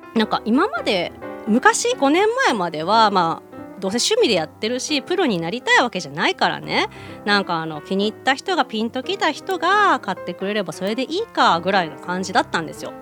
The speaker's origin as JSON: {"language": "Japanese", "region": "Hiroshima", "country": "Japan", "tie": "born or raised there", "said": "今回はそれこそ地元広島でもやるので"}